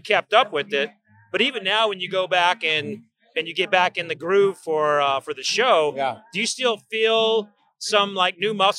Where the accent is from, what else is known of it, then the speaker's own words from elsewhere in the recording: Oklahoma, United States; I grew up in Oklahoma. I was in the rodeo circuit in high school